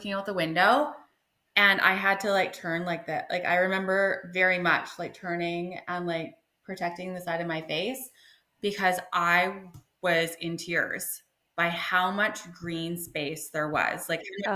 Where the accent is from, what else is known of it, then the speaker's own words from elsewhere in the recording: British Columbia, Canada; also born or lived in Taiwan; I grew up in BC